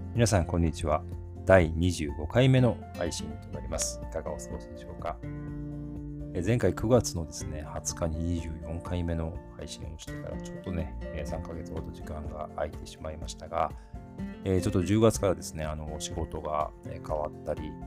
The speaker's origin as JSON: {"language": "Japanese", "region": "Osaka", "country": "Japan", "tie": "born or raised there", "moved": "yes", "said": "私実は大阪出身なんですけども"}